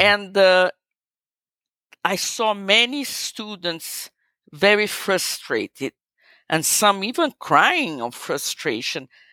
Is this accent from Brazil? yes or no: yes; Brazil; eu, sou brasileira, I'm Brazilian.